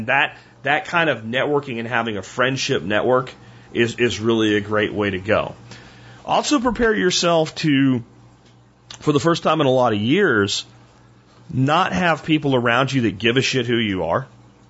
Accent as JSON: {"language": "English", "region": "Pennsylvania", "country": "United States", "tie": "born or raised there", "moved": "yes", "lives_now": "North Texas, United States", "said": "I decided that it was time to look beyond the small town where I grew up in Pennsylvania, and I came here to North Texas"}